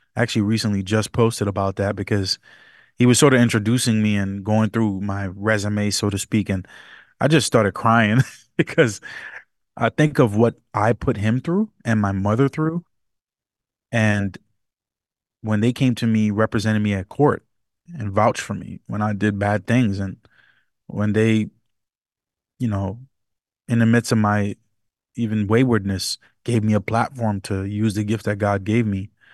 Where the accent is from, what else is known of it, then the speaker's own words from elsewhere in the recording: New York City, New York, United States; I was born and raised partially in the Bronx, New York. I'm from New York City area